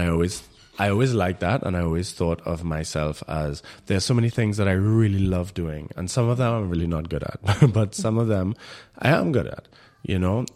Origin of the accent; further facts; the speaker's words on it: Trinidad & Tobago; moved away as an adult; now in Berlin, Germany; I in Trinidad had my experience as a Trinidadian